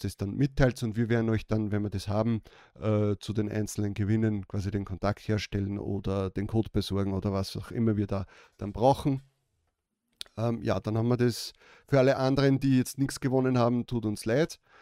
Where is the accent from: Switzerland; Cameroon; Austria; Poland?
Austria; Bei uns in Österreich